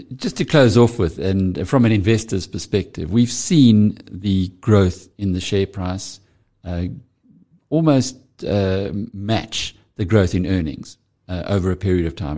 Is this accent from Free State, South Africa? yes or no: no; KwaZulu-Natal, South Africa; I'm from KwaZulu-Natal